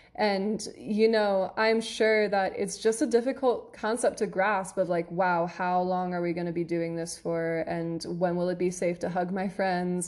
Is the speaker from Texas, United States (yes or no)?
no; near Philadelphia, Pennsylvania, United States; in Philadelphia, which is where, near where I'm from